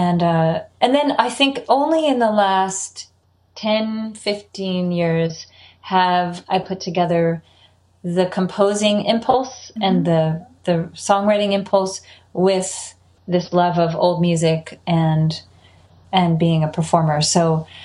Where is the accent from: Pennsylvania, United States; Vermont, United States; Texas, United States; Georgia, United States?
Vermont, United States; Middlebury; moved away; also born or lived in California; growing up in Vermont